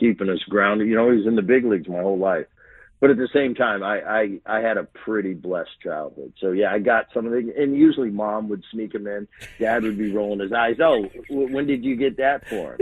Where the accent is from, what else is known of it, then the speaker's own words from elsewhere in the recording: New Jersey, United States; We grew up in Jersey